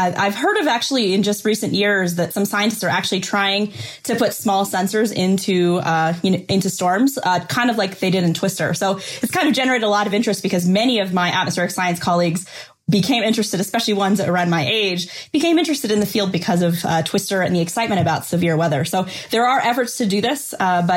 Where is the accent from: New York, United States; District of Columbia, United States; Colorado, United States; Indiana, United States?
Colorado, United States; Boulder; I grew up in Boulder, Colorado